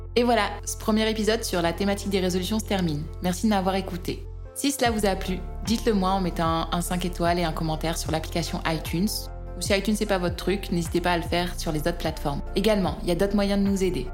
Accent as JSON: {"language": "French", "country": "France", "said": "En tant que Français"}